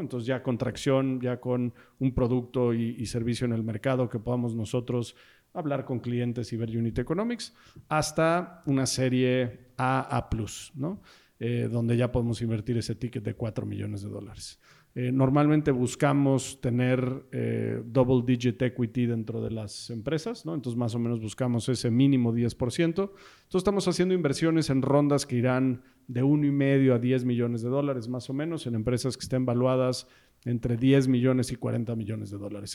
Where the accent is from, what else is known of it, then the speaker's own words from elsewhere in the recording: Mexico; Somos founders mexicanos.